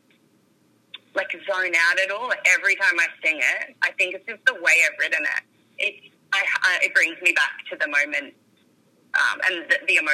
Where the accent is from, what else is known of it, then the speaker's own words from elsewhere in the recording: Dubbo, New South Wales, Australia; also born or lived in Orange, New South Wales; I grew up in the country. I grew up in Dubbo.